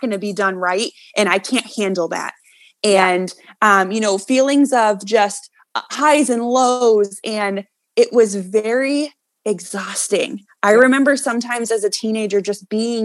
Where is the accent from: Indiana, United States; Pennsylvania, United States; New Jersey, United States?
Indiana, United States; South Bend; moved away as an adult; now in Florida, United States; I grew up in South Bend, Indiana